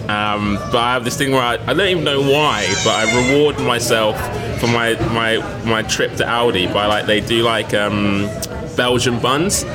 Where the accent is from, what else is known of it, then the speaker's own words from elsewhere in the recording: London, United Kingdom; Grew up and in Lewisham, so I haven't I haven't gone very far at all